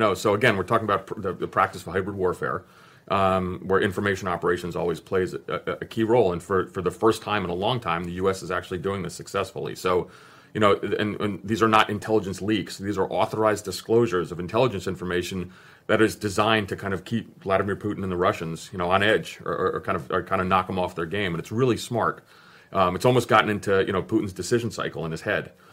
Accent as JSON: {"language": "English", "region": "New Jersey", "country": "United States", "tie": "born or raised there", "also_born_or_lived": "Greece", "moved": "as an adult", "lives_now": "Northern Virginia, United States", "said": "I grew up in Jersey"}